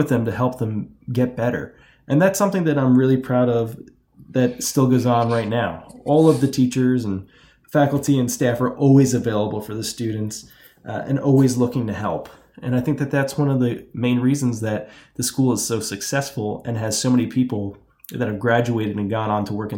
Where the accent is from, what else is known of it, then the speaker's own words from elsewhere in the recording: Toms River, New Jersey, United States; I grew up in Toms River, New Jersey